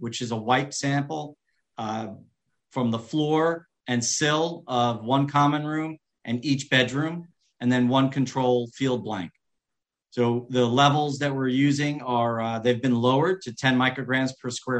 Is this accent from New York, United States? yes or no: yes; New York, United States; I'm born and raised in New York